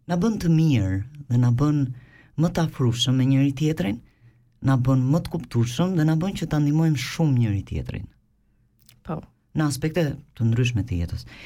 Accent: Albania; now in Switzerland

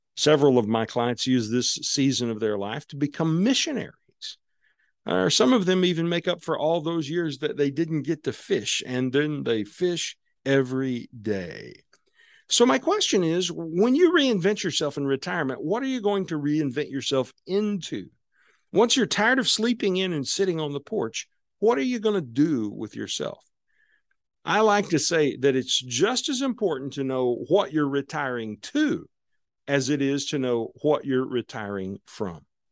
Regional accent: Southwest Missouri, United States; my life as a kid growing up on Southwest Missouri down on Table Rock Lake

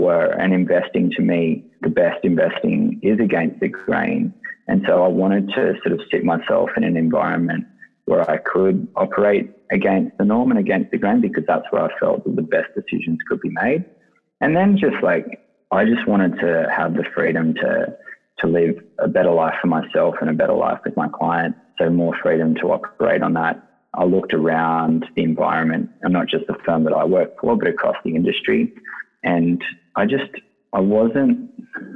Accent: Sydney, New South Wales, Australia; the Lugano is the suburb that I grew up in Sydney

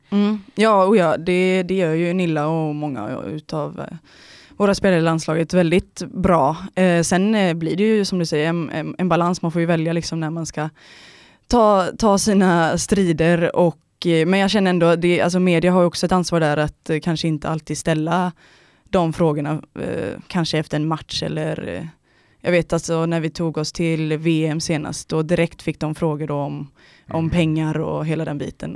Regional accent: near Ullared, Halland County, Sweden; also born or lived in Gothenburg; now in Stockholm, Sweden; typ två mil därifrån, eh, mitt ute i skogen, eh, är jag uppväxt ihop med min eh, familj då

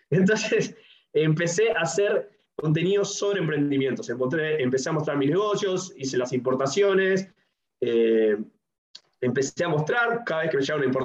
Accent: Uruguay; tengo 27 años, soy uruguayo

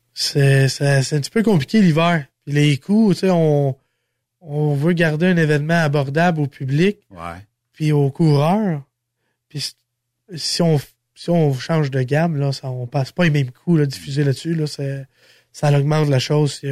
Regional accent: Sainte-Eulalie, Quebec, Canada; je suis natif de Saint-Eulalie

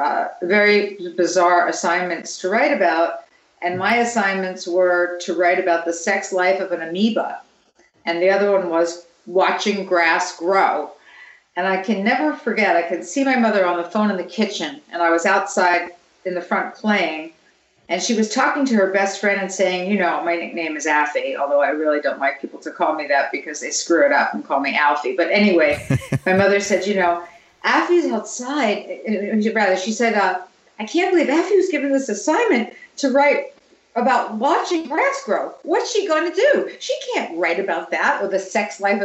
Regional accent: New York, United States; I grew up in New York

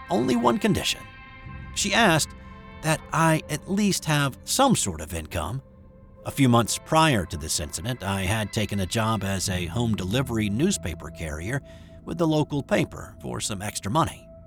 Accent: Florence, Alabama, United States; At the time, I was living in my hometown of Florence, Alabama, in the extreme northwest corner of the state.

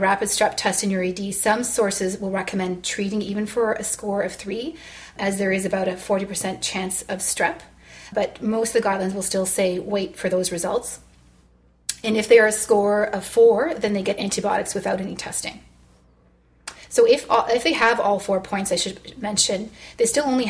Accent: Toronto, Ontario, Canada; I'm from Toronto

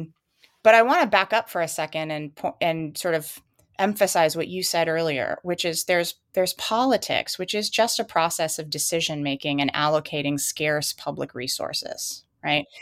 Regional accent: United States; as an American

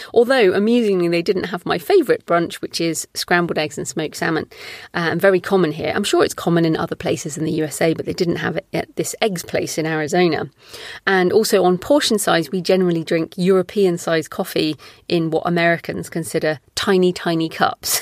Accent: England, United Kingdom; moved away as an adult; also born or lived in Australia; we moved back to England from Australia in twenty eleven

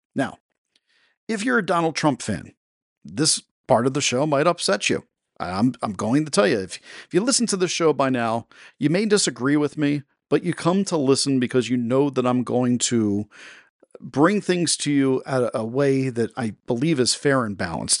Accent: Delaware, United States; my home state of Delaware.

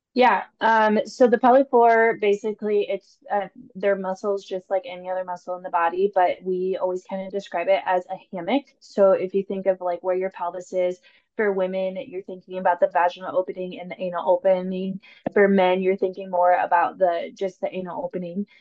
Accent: Cedar Falls, Iowa, United States; now in Des Moines, United States; I grew up in Cedar Falls, um, Iowa, and I moved down to Des Moines for PT school

